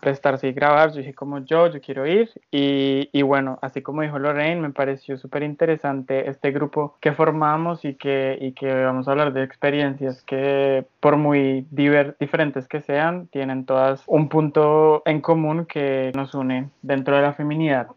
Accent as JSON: {"language": "Spanish", "country": "Colombia", "moved": "yes", "said": "Tengo 23 años, vengo de Colombia."}